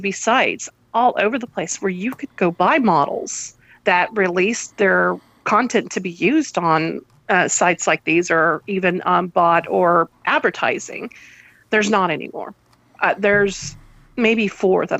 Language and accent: English; United States; I'm American.